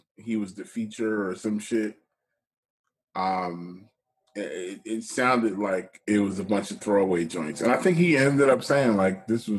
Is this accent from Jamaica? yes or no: yes; Jamaica; I'm Jamaican, so I call him Lucas Joyner.